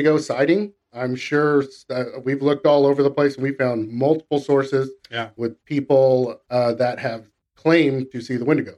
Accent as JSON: {"language": "English", "region": "Central California", "country": "United States", "said": "We're from the U.S. We're from Central California"}